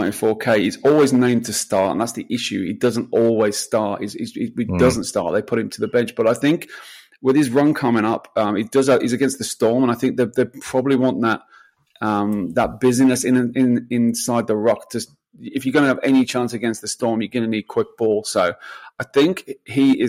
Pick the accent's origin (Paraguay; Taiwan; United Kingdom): United Kingdom; England; I'm English.